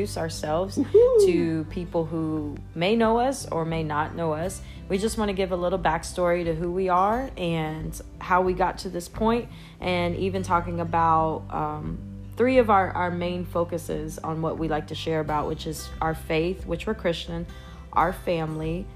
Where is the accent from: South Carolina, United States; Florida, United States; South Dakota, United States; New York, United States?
South Carolina, United States; Myrtle Beach; moved away as an adult; also born or lived in Mississippi; I'm originally from Myrtle Beach, South Carolina.